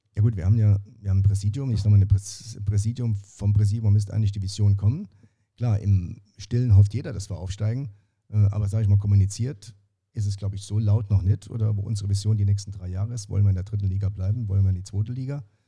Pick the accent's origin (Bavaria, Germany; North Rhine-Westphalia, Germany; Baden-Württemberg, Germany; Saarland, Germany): Saarland, Germany; Saarbrücken; ich bin ja Saarbrücker